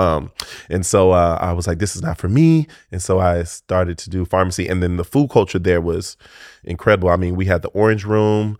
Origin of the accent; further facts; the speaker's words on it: Tampa, Florida, United States; I grew up in East Tampa.